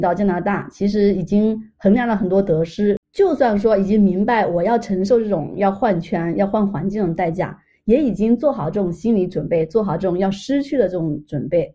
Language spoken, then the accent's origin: Chinese; China; also born or lived in Montreal, Canada; now in Toronto, Canada; 我作为一个中国人